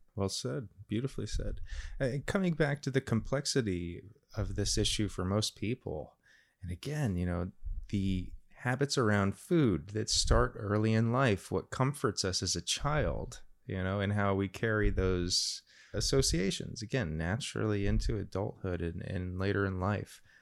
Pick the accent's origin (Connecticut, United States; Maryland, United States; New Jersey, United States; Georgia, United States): New Jersey, United States; Randolph; I grew up in Randolph, a lovely little town, gorgeous place to grow up in the nineteen eighties